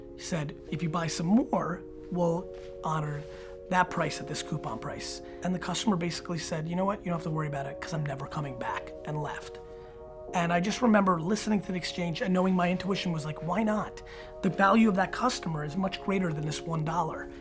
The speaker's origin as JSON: {"language": "English", "town": "Edison", "region": "New Jersey", "country": "United States", "tie": "born or raised there", "also_born_or_lived": "Dover, New Jersey", "said": "We moved to Dover, New Jersey first, and then mainly I grew up in Edison, New Jersey, where I moved when I was 5 years old."}